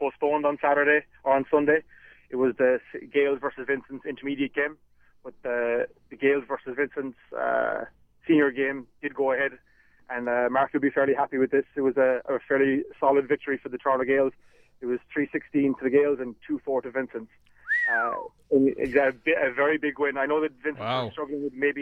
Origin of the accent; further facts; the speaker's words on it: Ballydesmond, Munster, Ireland; I'm right on the Cork-Kerry border, pretty close to Killarney. It's a small little village called Ballydesmond.